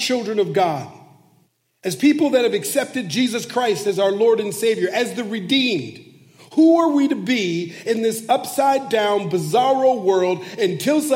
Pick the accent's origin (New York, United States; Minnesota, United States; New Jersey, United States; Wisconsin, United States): Minnesota, United States; Minneapolis; moved away as an adult; now in Bay Area, California, United States; I've lived here in California in the Bay Area for 7 years, but I'm originally from Minneapolis, Minnesota. That's where I was born and raised